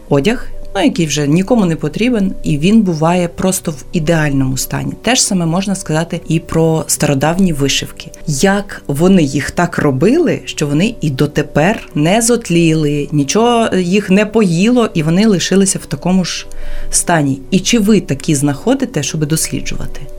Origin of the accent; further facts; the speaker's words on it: Volhynia, Volyn Oblast, Ukraine; я з Волині